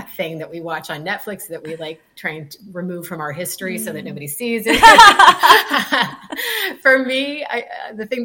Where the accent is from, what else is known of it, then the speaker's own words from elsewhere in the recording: California, United States; moved away as an adult; now in Florida, United States; I'm originally from California